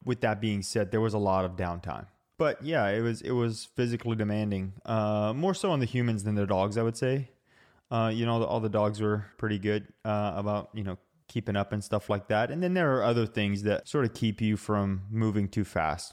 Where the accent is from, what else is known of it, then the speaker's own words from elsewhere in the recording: Utah, United States; I'm from Utah and I like the snow